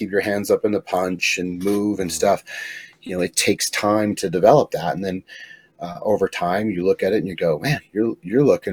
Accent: Pueblo, Colorado, United States; I'm from Pueblo, Southern Colorado.

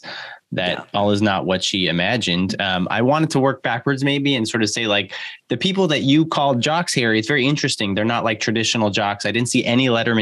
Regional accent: the Valley, California, United States; I grew up in the Valley

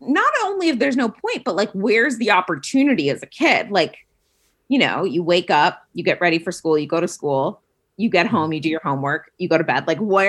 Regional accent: Vienna, Austria; So it was an odd experience in that we went to the American International School. So we very much lived in a bubble because we went to an American school.

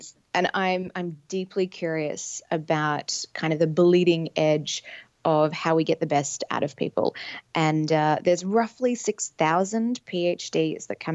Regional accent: Sydney, New South Wales, Australia; moved away; in Sydney, Australia, where my accent might let you know I'm from

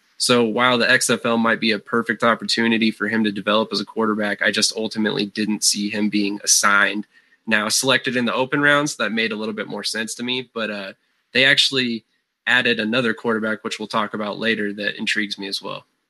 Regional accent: Colorado, United States; I'm from Colorado.

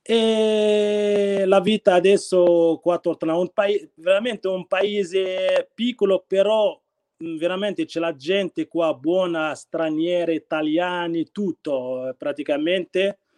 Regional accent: Khemisset, Rabat-Salé-Kénitra, Morocco; Italian is a second language; now in Tortona, Italy; io provengo dal Marocco, sono nato nel 5 eh, marzo 1981 in una religione islamica. Sono cresciuto nella città di Kemisat

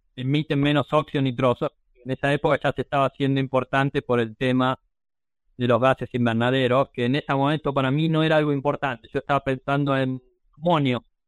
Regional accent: Argentina; moved away as an adult; also born or lived in Ayacucho, Buenos Aires Province / Wisconsin

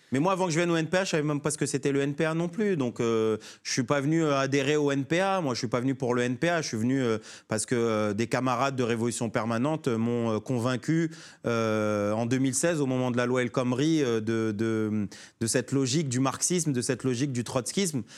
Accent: Sarcelles, Île-de-France, France; Je suis né à Sarcelles, mon maire c'était Dominique Strauss-Kahn

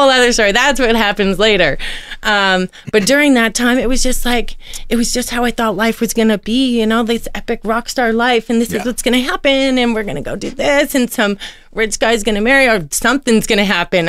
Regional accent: Toronto, Ontario, Canada; moved away; also born or lived in Oshawa, Ontario / Calgary, Alberta / Edmonton, Alberta; I'm from Toronto, born and raised in Scarborough.

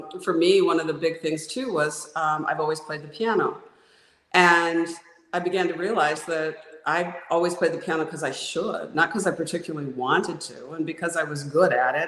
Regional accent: Oregon, United States; moved away; I was born in Oregon

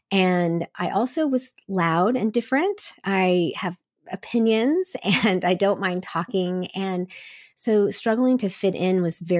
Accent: Seoul, South Korea; But I was raised in Seoul, Korea. My parents went there as missionaries in 1974. And so I was raised in a missionary community with lots of expatriates from all over the world.

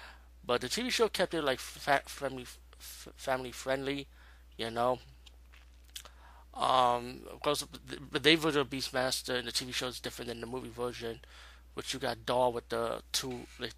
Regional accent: New York, United States; Where I'm from New York.

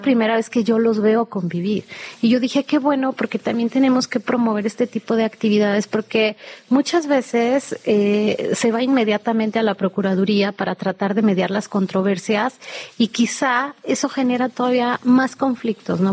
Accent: Mexico City, Mexico; de nosotros como chilangos

